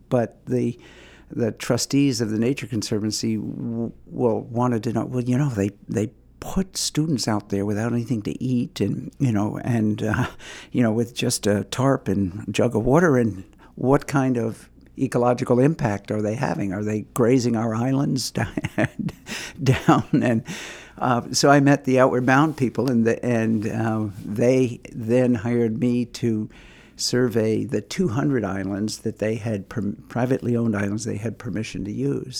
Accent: Hudson River Valley, New York, United States; moved away as an adult; also born or lived in California; now in Maine, United States; I grew up in the Hudson River Valley of New York

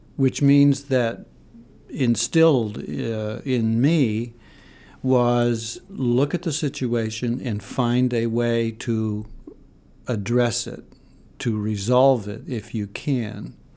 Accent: Aroostook County, Maine, United States; moved away as an adult; also born or lived in New Haven, Connecticut; Growing up in Aroostook County, going to a private university, and then ending up in, uh, in a junior high school

